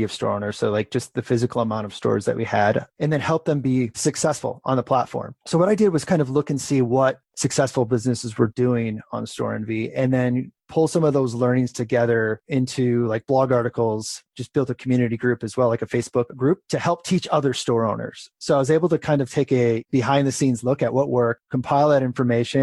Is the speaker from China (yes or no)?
no; Crystal Lake, Illinois, United States; moved away as an adult; also born or lived in Wisconsin / San Francisco; I grew up in Crystal Lake, suburb of Chicago, and moved back to that area.